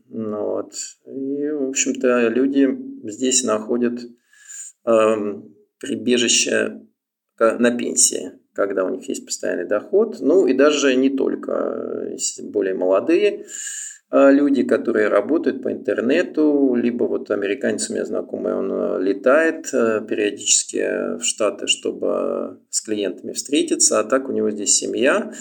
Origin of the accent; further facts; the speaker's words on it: Moscow, Russia; moved away as an adult; now in Thailand; я сам москвич, и родился в Москве и, в общем, оттуда и приехал